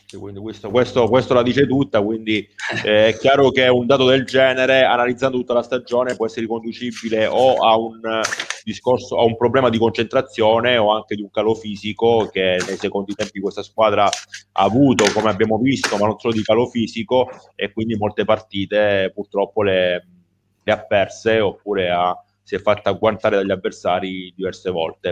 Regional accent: Calabria, Italy; da calabrese

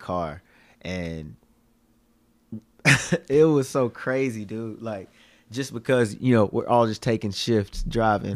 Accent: Dickson, Tennessee, United States; I'm from Dixon, Tennessee

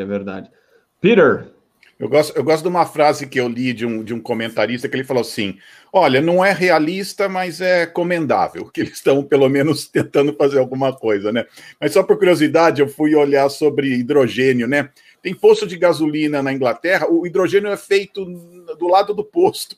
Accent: Campinas, São Paulo, Brazil; eu sou de Campinas

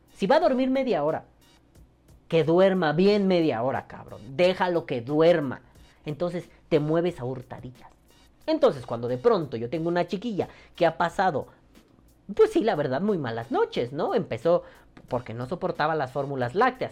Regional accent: Mexico; como mexicano

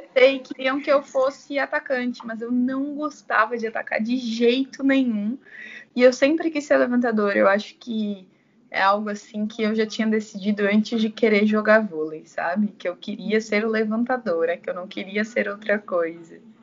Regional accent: São Bernardo do Campo, São Paulo, Brazil; also born or lived in São Caetano do Sul / Amparo; na minha cidade natal, que é São Bernardo

